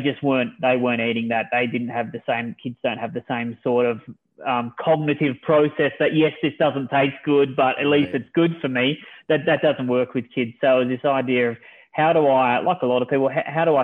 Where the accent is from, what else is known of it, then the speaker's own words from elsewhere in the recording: Australia; moved away as an adult; now in United States; I'm originally from Australia, moved to the US with my wife and my 3 daughters